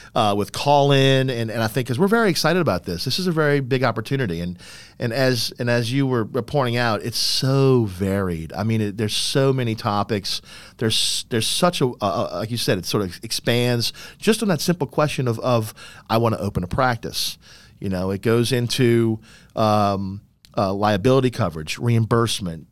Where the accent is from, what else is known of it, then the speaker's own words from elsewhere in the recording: New Orleans, Louisiana, United States; I am a New Orleans native. I was born and raised in New Orleans